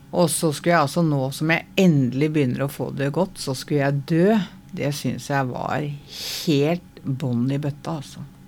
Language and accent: Norwegian; Oslo, Norway; jeg er fra Møllergata, da.